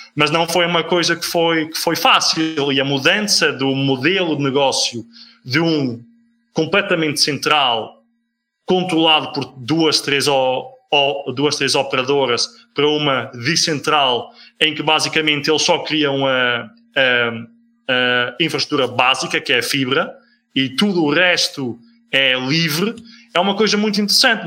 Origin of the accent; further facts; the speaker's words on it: Netherlands; now in Portugal; Eu sou holandês